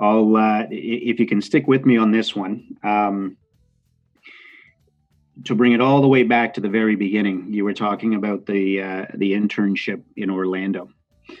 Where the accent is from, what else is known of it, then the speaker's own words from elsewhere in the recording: Montreal, Quebec, Canada; moved away as an adult; also born or lived in Calgary / Florida; I grew up in Montreal